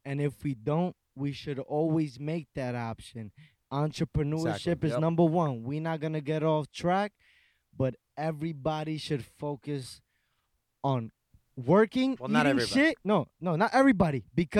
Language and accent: English; New York City, New York, United States; born or raised there